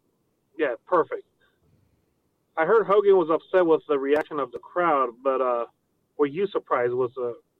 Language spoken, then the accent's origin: English; California, United States